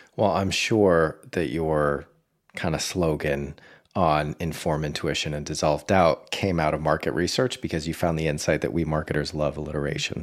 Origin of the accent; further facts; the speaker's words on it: Boston, Massachusetts, United States; my hometown of Boston